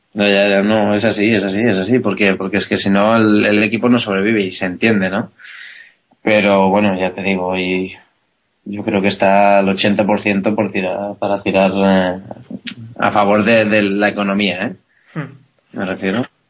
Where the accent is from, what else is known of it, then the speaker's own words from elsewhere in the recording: Spain; yo soy un piloto español